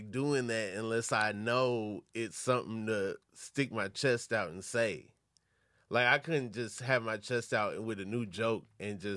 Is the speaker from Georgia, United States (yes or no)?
yes; Atlanta, Georgia, United States; I'm from Atlanta.